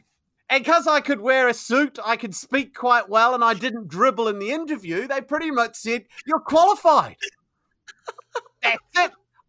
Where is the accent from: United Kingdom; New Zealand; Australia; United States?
New Zealand; moved away as an adult; So I'm from New Zealand originally. Yes, you'll probably tell from my accent it's not very English, although I might sound English to you because I've been here 20 years.